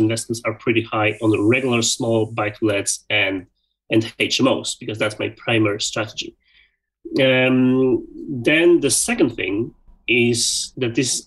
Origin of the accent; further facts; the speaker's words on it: Poland; moved away as an adult; also born or lived in Sweden / Belgium; 10 years ago, I moved out from Poland, I moved to Sweden